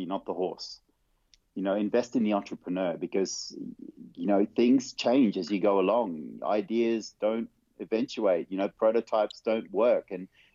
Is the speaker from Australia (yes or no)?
no; Vanuatu; now in Netherlands; I grew up on a little tropical island. I was born on a tropical island called Vanuatu.